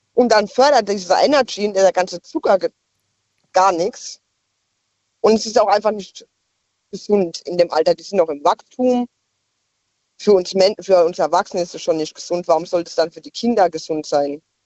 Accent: Ludwigshafen, Rhineland-Palatinate, Germany; now in Idar-Oberstein, Germany; Ich komme aus eigentlich gebürtig aus Ludwigshafen

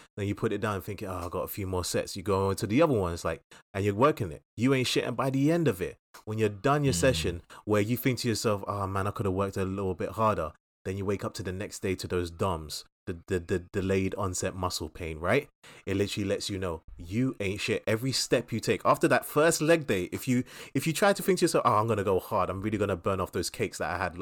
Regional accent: London, United Kingdom; us growing up in Southeast London

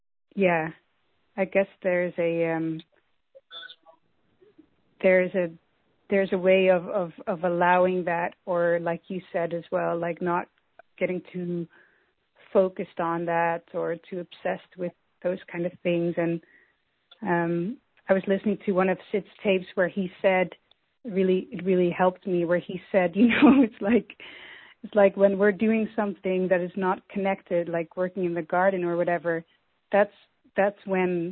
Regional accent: Netherlands; I'm from Holland.

